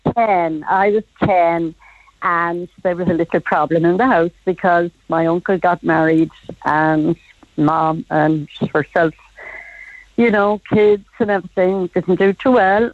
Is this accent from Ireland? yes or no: yes; Cork, Munster, Ireland; now in County Dublin, Ireland; I was born in St. Finbar's Road, Lough Parish